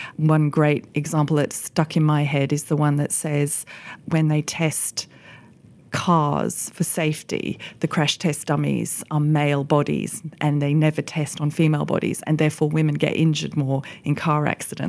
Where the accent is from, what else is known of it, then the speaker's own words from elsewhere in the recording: Australia; moved away as an adult; now in United Kingdom; I've built my career as an economist here in the U K, but I grew up in Australia.